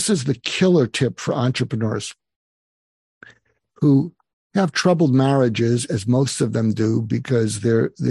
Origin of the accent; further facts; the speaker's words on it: Boston, Massachusetts, United States; moved away; I grew up in Boston